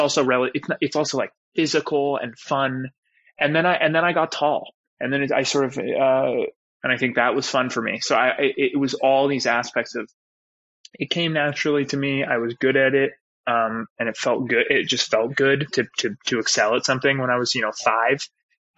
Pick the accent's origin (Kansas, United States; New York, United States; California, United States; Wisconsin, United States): California, United States; Los Angeles; growing up in Westside